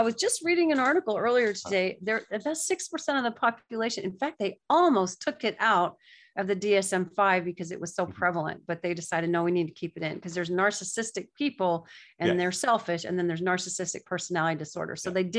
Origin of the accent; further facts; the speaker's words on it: the South, United States; now in New York, United States; That's why I love living in New York, because I didn't have to guess. And I'm from the South, where everybody says, bless your heart.